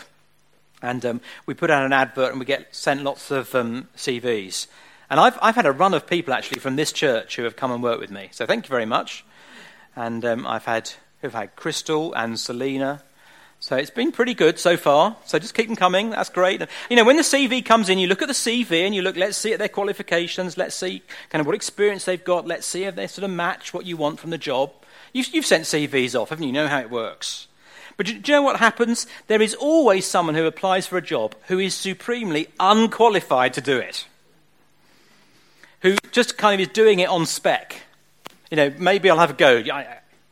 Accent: Southend-on-Sea, East of England, United Kingdom; I grew up in Southend, which is where I grew up. Spent all my young years and teenage years in Southend.

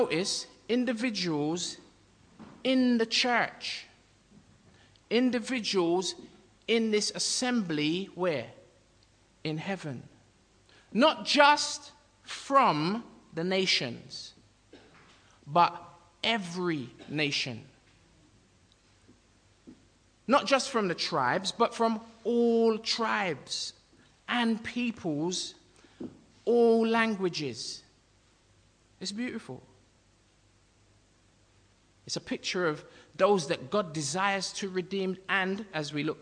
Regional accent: United Kingdom; I'm Jamaican by birth, but I'm native to Britain. I'm of British nationality, although I'm black Jamaican

